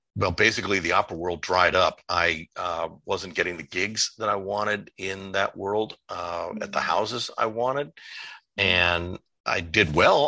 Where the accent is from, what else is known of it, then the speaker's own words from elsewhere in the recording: Los Angeles, California, United States; moved away as an adult; also born or lived in Chicago / upstate New York; now in New York, United States; I was born and raised in Southern California. I'm a, uh, a uh, Los Angelino, um, growing up and uh, love my home city